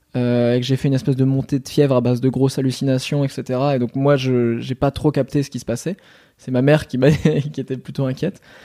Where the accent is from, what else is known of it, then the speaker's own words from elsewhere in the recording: Normandy, France; je suis normand